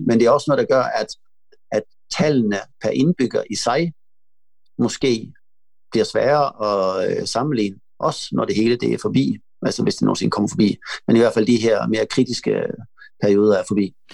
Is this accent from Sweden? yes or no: yes; Malmö, Skåne, Sweden; Jeg kommer fra Malmø, hvor der er mange indbyggere